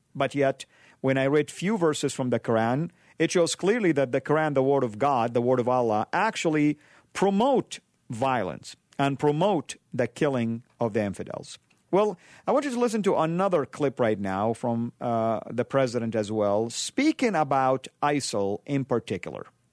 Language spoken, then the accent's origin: English; Saudi Arabia; moved away; I grew up in Saudi, the heartland of Isla, uh, land of Islam.